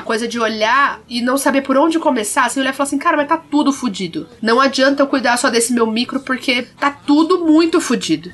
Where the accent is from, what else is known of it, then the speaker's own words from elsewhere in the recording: South Region, Brazil; Sou do Sul